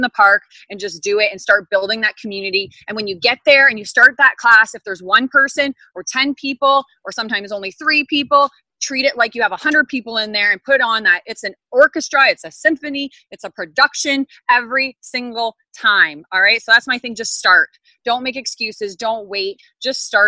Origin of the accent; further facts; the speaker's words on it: Ontario, Canada; I'm from Ontario, Canada